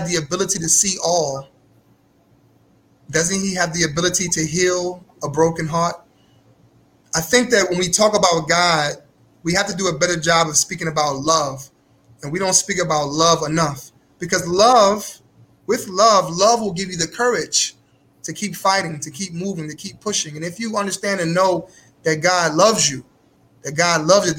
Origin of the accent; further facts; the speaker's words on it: New York City, New York, United States; now in Cleveland, United States; I'm originally from Brooklyn, New York